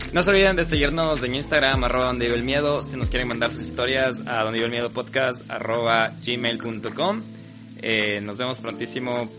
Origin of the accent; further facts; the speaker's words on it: Loja, Ecuador; moved away; desde Loja y también representando a la tierra que extrañamos personalmente la Fabia y yo